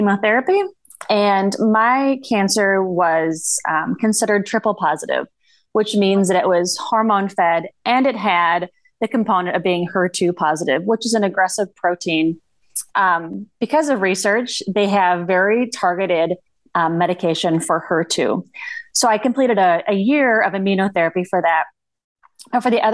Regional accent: northern Minnesota, United States; now in suburbs of Minneapolis, United States; I'm from a super small town in northern Minnesota. Okay. If my accent doesn't give it away

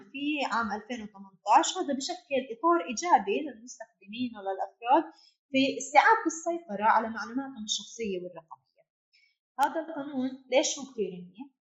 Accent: Palestine; احنا كفلسطينيين تحت سيطرة السلطات الإسرائيلية

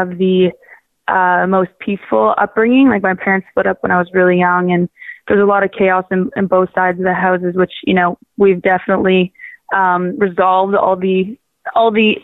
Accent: Waterloo, Ontario, Canada; now in Toronto, Canada; I'm originally from Waterloo, which is about an hour west of Toronto

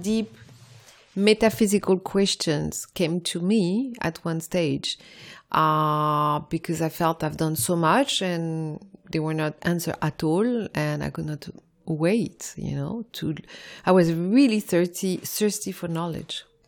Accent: Morocco; also born or lived in France; now in London, United Kingdom; I was born in Morocco

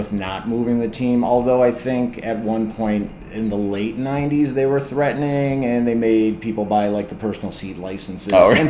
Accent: Kenmore, New York, United States; also born or lived in Tonawanda, New York; Lifelong Western New York resident. I can't say Buffalo, but the surrounding areas.

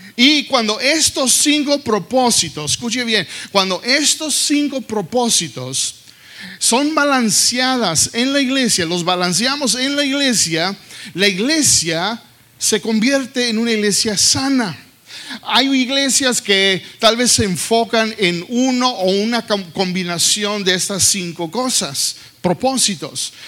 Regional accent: Texas, United States; yo creciendo aquí en los Estados Unidos, en Texas, yo hablaba más inglés Hablaba más inglés que español

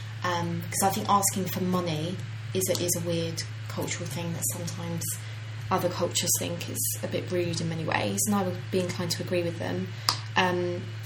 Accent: Ireland; I'm Irish.

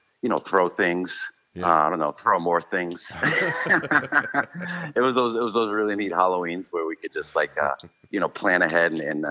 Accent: Boston, Massachusetts, United States; Pretty much Jamaica Plain, Roxbury, a little bit of both.

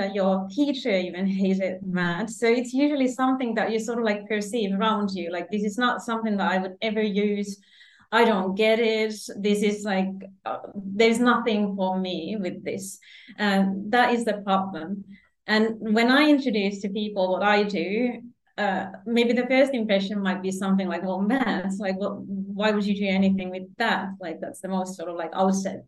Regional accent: Finland; moved away as an adult; now in Sydney, Australia; I am from Finland, the cold Scandinavia.

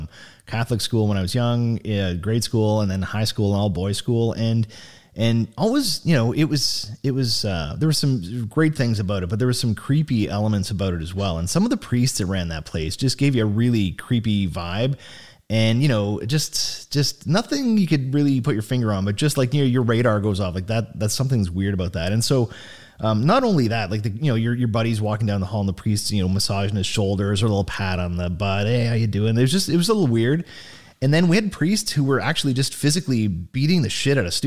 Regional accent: Sault Ste. Marie, Ontario, Canada; my hometown of Sault Ste. Marie

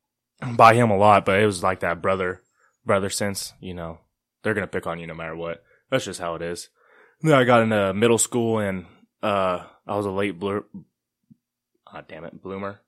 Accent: Gainesville, Texas, United States; moved away; also born or lived in Kansas; I was born in Gainesville, Texas

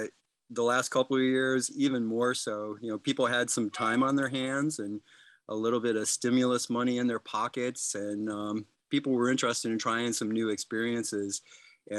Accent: Midland, Michigan, United States; I'm a hometown boy. I was born here in Midland. My father was in business on Main Street when I was a young lad, so I kind of grew up downtown

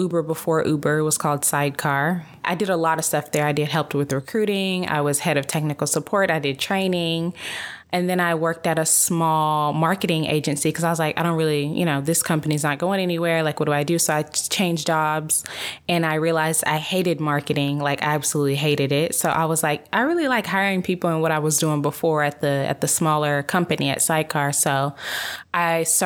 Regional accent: Dallas, Texas, United States; moved away as an adult; also born or lived in San Francisco, California; we're both from Dallas

